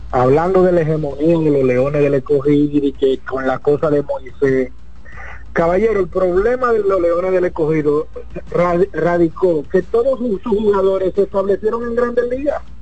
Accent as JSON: {"language": "Spanish", "town": "Villa Consuelo", "region": "Distrito Nacional", "country": "Dominican Republic", "said": "No, yo soy, Villa, yo soy de Villa Consuelo, está bien, no hay problema."}